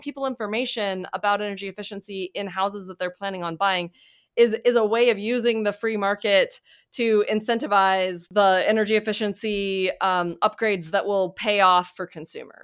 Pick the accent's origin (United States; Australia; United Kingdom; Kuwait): United States; Mississippi; moved away as an adult; also born or lived in Durham, North Carolina / Michigan; now in Alabama, United States; I'm from Mississippi